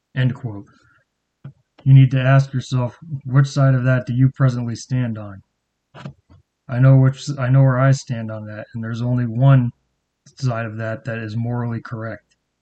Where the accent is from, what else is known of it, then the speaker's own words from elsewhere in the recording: Cape Cod, Massachusetts, United States; moved away; I'm originally from Massachusetts and grew up on Cape Cod.